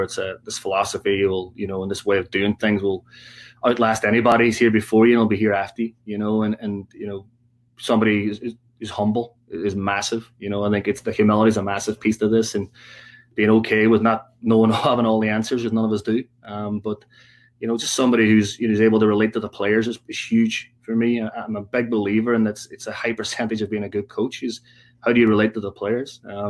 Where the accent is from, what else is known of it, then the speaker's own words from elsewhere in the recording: Ireland; I mean, you know, we're Irish.